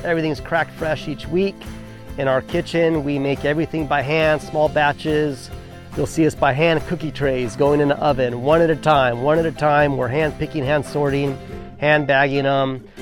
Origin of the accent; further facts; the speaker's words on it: Southern California, United States; also born or lived in Big Island of Hawaii; now in Honokaa, Hawaii, United States; I was born and raised in California on a citrus farm